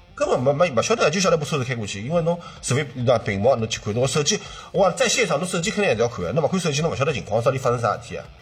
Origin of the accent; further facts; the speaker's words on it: Shanghai, China; 我就是本地的上海人